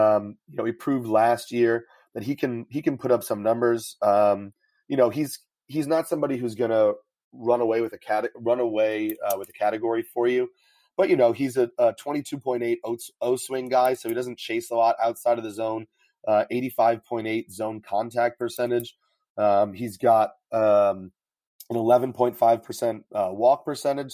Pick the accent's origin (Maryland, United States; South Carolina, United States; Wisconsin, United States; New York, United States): New York, United States; I'm from New York